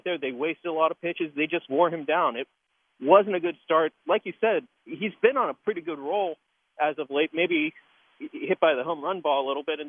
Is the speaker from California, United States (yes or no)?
no; Pittsburgh, Pennsylvania, United States; I'm from Pittsburgh